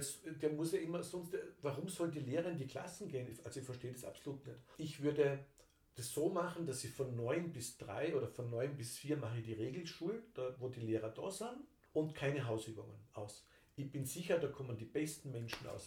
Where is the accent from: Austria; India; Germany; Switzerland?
Austria; bei uns in Österreich